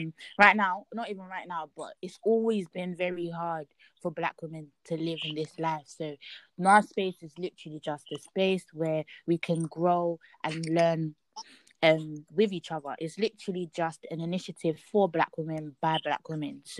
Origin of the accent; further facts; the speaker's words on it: London, United Kingdom; I'm from East London and I'm Nigerian.